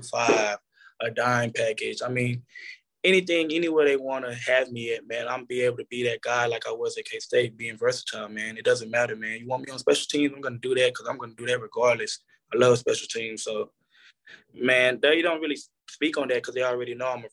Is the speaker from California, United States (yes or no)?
no; Arlington, Texas, United States; moved away as an adult; also born or lived in Lubbock, Texas / Kansas; growing up in Arlington, I mean, the Cowboys is right there